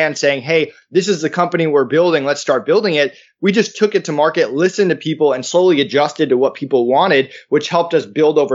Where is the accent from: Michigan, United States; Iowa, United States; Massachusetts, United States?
Massachusetts, United States; East Longmeadow; I grew up in East Longmeadow, which was a middle-class neighborhood, and I went to school in Longmeadow because my dad was a teacher there.